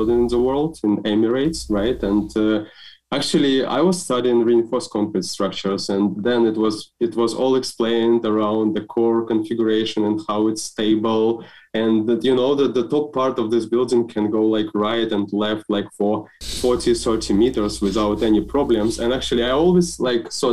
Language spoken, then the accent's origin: English; Belarus; I'm from Belarus, so actually. And we have a quite interesting educational system.